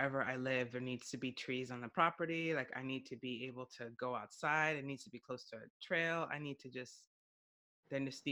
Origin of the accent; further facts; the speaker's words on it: New York City, New York, United States; moved away as an adult; I grew up in New York City